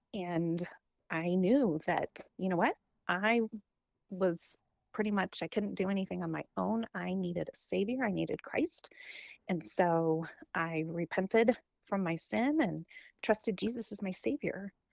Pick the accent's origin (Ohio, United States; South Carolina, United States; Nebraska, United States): Nebraska, United States; Holdrege; also born or lived in Lincoln, Nebraska; when I was in seventh grade, we moved from Holdridge to Lincoln